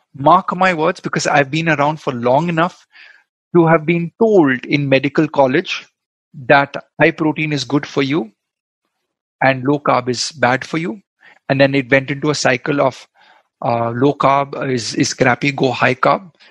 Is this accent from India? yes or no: yes; Goa, India; I'm from Goa. We love our um, coconut oil